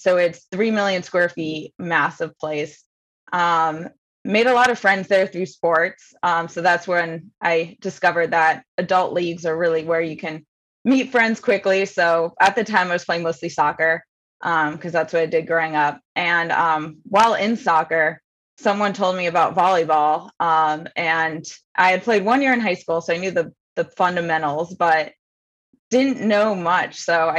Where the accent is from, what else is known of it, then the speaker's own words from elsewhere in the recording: Bethesda, Maryland, United States; Yeah. So grew up pretty close to you and in Bethesda, Maryland.